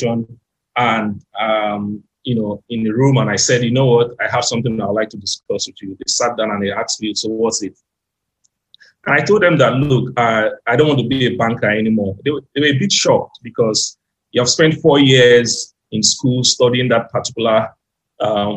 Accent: Nigeria; I'm from Nigeria. I'm based here in Lagos, Nigeria.

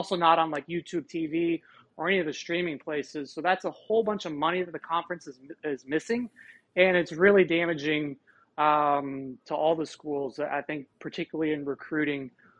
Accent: Tucson, Arizona, United States; I grew up in Tucson. I was born and raised in Tucson, Arizona, which is where the University of Arizona is located

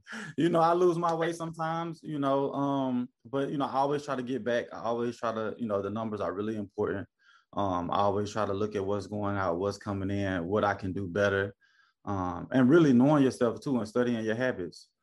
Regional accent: Memphis, Tennessee, United States; moved away as an adult; now in Charleston, United States; born and raised in Memphis, Tennessee

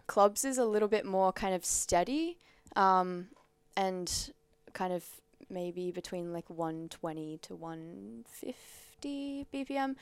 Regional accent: Central Coast, New South Wales, Australia; now in Sydney, Australia; I'm from the Central Coast

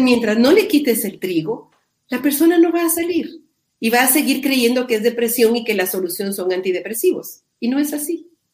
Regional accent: Guatemala; yo vivo en Guatemala, soy guatemalteca

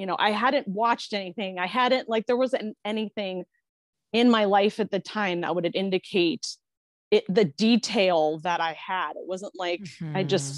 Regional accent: United States; Being American

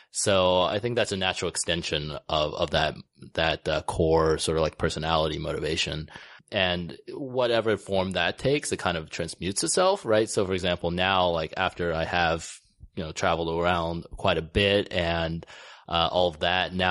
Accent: United States; grew up in the states. I moved there when I was about six years old.

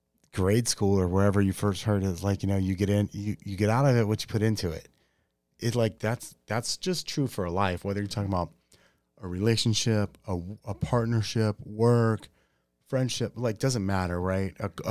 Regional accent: Yuma, Arizona, United States; I grew up in Yuma.

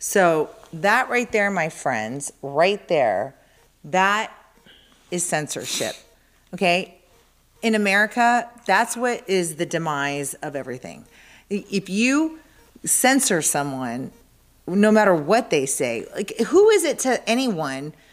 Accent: Arizona, United States; moved away; I'm from Arizona, and my brothers used to play football, and they did two-a-days

